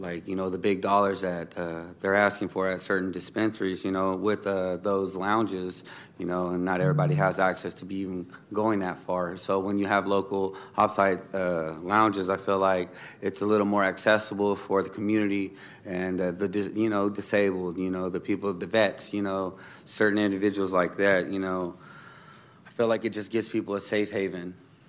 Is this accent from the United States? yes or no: yes; Sacramento, California, United States; I'm a local from Sacramento, you know